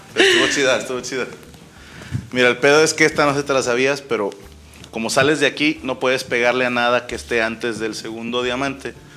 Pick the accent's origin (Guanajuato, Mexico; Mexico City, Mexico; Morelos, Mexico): Morelos, Mexico; Morelos, el estado donde yo nací